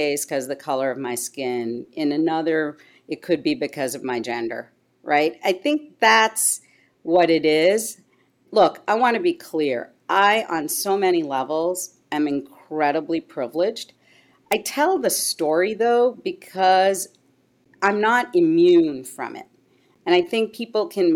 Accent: Canada; also born or lived in India / Asia / Montreal / Toronto; now in United States; I grew up largely in Canada. I'm of Indian background.

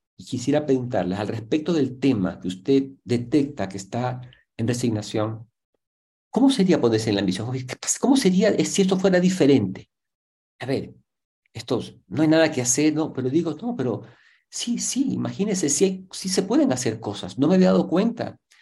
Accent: Ecuador; somos ecuatorianos

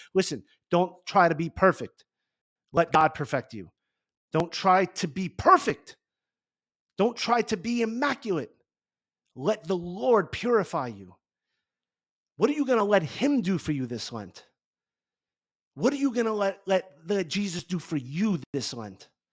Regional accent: Garfield, New Jersey, United States; I grew up in Garfield, New Jersey

